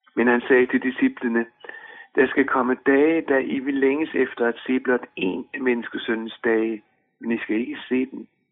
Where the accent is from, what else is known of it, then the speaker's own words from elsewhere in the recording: Denmark; vores pas bekræftede, at vi er danskere. Vi hører til i Danmark